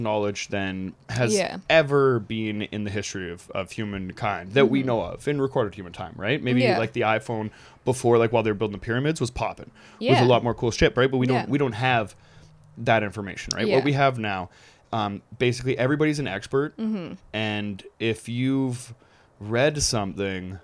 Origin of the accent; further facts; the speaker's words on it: Canada; I'm also from Canada too